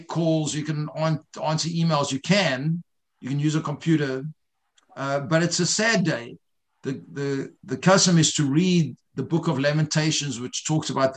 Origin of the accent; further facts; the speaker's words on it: South Africa; I grew up in South Africa not knowing what Tisha B'Av was.